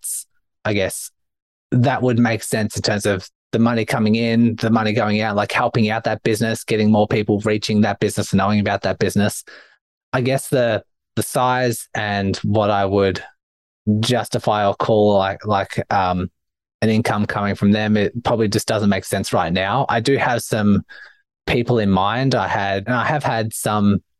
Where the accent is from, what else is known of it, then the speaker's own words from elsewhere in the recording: Australia; accent: Australian; my Australian accent